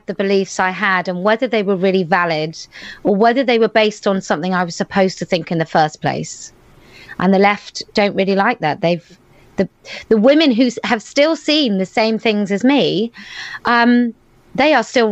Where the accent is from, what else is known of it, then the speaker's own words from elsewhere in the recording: United Kingdom; I was there as a Brit